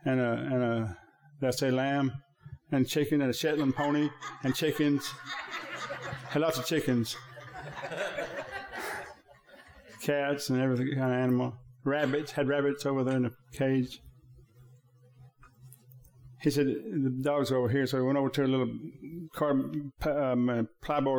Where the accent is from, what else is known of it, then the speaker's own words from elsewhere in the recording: Thackerville, Oklahoma, United States; I'm from Thackerville